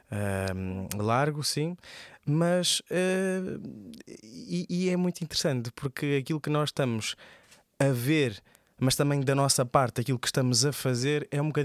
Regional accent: Porto, Norte, Portugal; moved away; eu sou do Porto e portanto a minha família é toda de lá

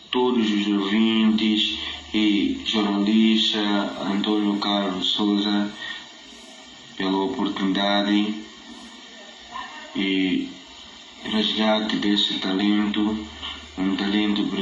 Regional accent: Guinea-Bissau; sou guineense, vivo em Guiné-Bissau, sou de Guiné-Bissau.

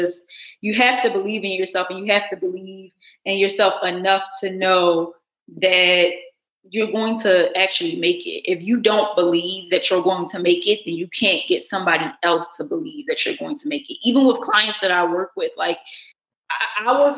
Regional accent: Baltimore, Maryland, United States; now in Los Angeles, United States; I'm from Baltimore City

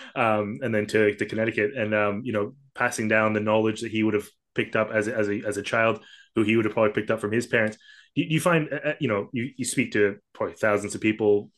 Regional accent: Kuala Lumpur, Malaysia; I grew up in Kuala Lumpur, sort of this you know metropolitan, uh, sprawling urban jungle

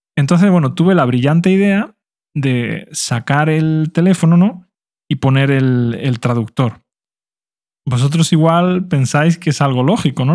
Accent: Spain; first language Spanish; todos los demás hablábamos español porque éramos españoles

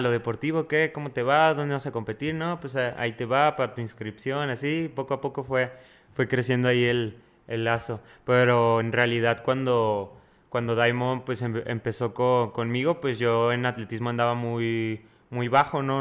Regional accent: Fresnillo, Zacatecas, Mexico; also born or lived in Sonora / Mexico City; now in Toluca, Mexico; Ahorita estoy en Toluca, pero soy de Fresnillo y estudio en Sonora

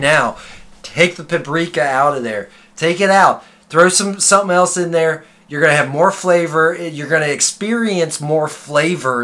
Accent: Cincinnati, Ohio, United States; we're from Cincinnati.

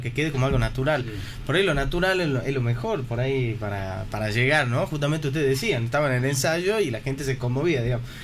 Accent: Tafí Viejo, Tucumán, Argentina; yo soy de allá de Tafí Viejo

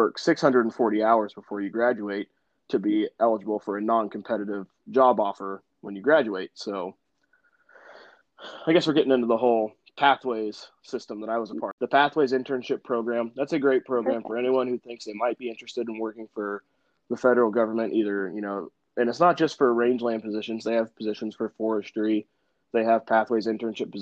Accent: Arcata, California, United States; also born or lived in Hollister, California; being born and raised in Arcata

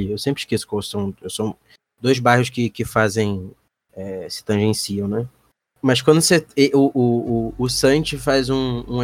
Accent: Rio de Janeiro, Brazil

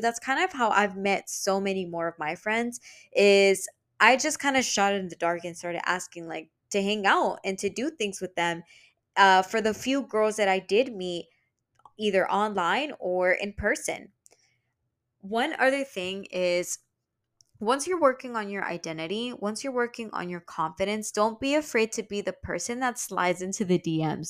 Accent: Houston, Texas, United States; also born or lived in New York; I was from Houston

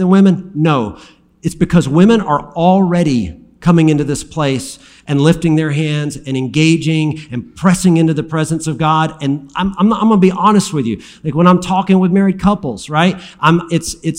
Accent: Alabama, United States; I'm from Alabama

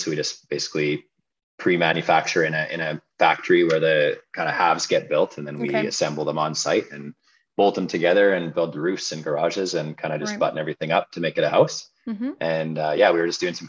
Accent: Williams Lake, British Columbia, Canada; also born or lived in Vancouver / Prince George; now in Kelowna, Canada; I grew up in Williams Lake, BC, until I was about 18.

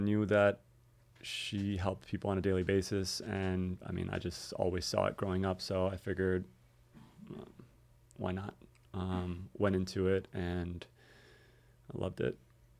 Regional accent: Miami, Florida, United States; But so I grew up in Miami area, went to Palmetto Middle School, went to Vineland Elementary back when I was just till fifth grade, Palmetto Middle School, then South Miami Senior High

